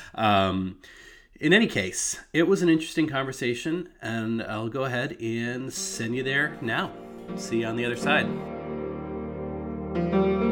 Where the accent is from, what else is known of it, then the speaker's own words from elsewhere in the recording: United States; being American